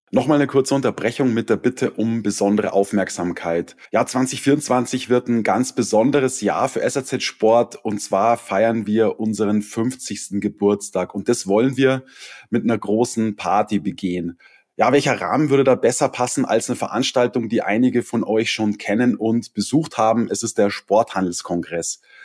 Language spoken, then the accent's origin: German; Otterfing, Bavaria, Germany; Jetzt sind wir beide in der Nähe der Alpen aufgewachsen. Ja, du in Lengries, ich in Otterfing bei Holzkirchen